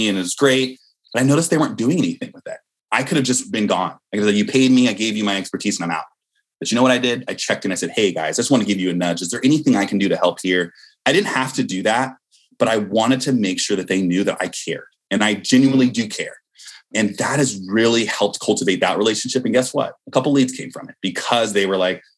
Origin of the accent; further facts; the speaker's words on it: Bay Area, California, United States; I'm from the Bay Area.